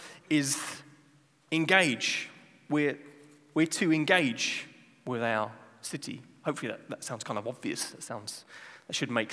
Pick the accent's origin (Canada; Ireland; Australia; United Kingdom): United Kingdom; England; now in Amsterdam, Netherlands; I'm not Dutch, I'm from England